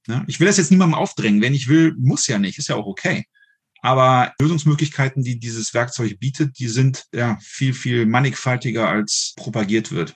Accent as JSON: {"language": "German", "town": "Düsseldorf", "region": "North Rhine-Westphalia", "country": "Germany", "moved": "yes", "lives_now": "Saarland, Germany", "said": "Ich lebe ja aktuell im Saarland. Ich komme aus Düsseldorf ursprünglich."}